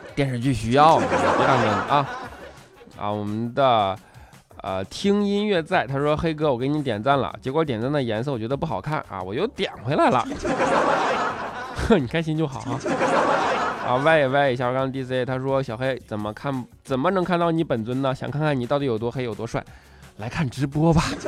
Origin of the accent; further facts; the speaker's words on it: China; 我们中国人